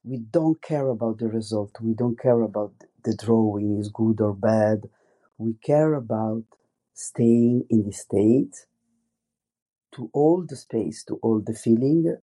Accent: Italy; accent: strong Italian; English is a second language; moved away as an adult; now in France; I have a very strong Italian accent also in French

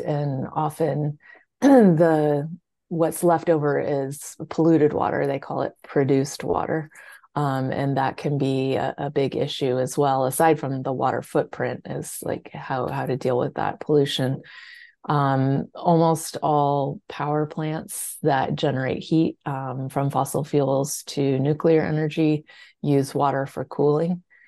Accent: California, United States; I grew up in California

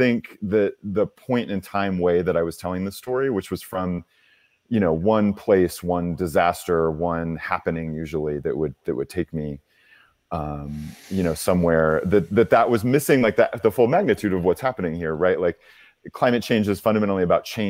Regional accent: Oklahoma, United States; I'm from Oklahoma. I'm from a very conservative place

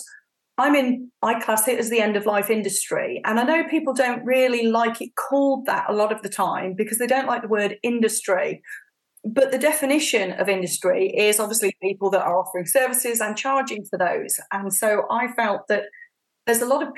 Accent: Warwickshire, West Midlands, United Kingdom; I grew up in Warwickshire, which is in the middle of the UK

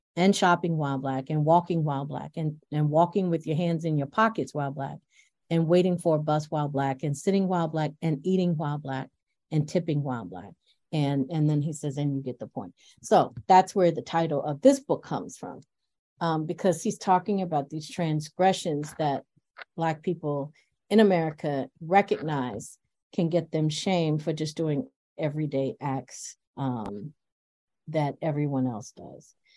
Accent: Buffalo, New York, United States; also born or lived in Farmville, Virginia; I'm from rural Virginia, and uh, but I grew up in Buffalo

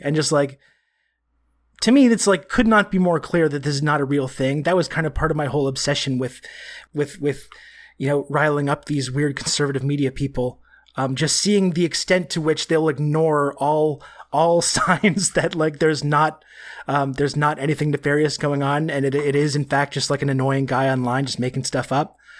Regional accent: Canada; being Canadian

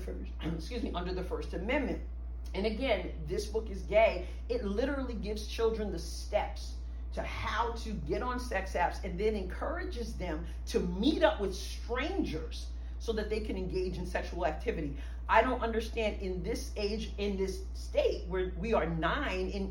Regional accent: New York, United States; now in Cape Girardeau, United States; I am originally from New York

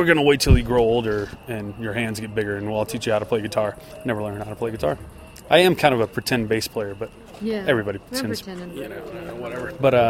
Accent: Shreveport, Louisiana, United States; also born or lived in Dallas, Texas; Well, I was born in Dallas, but I grew up in Shreveport, Louisiana.

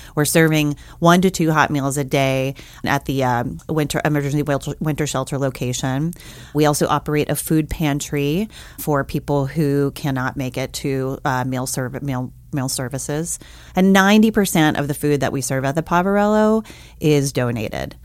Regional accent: New Orleans, Louisiana, United States; now in Missoula, United States; I grew up in New Orleans, Louisiana

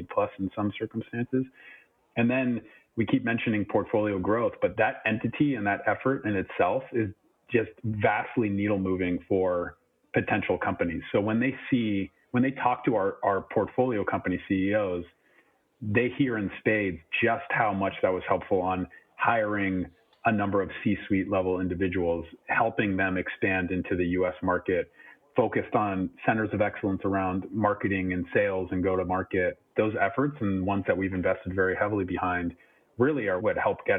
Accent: California, United States; moved away as an adult; now in Europe; I'm from California, born and raised. I've been out there my whole life.

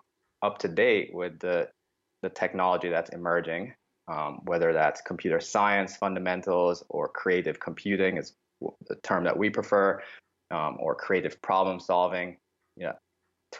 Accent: Jamaica; moved away; I grew up in Jamaica

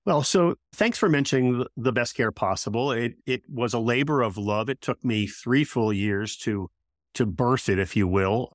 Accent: United States; I am an American

